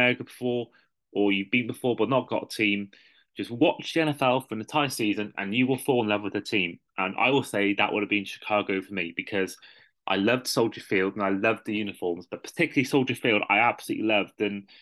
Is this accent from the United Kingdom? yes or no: yes; United Kingdom; I'm from Britain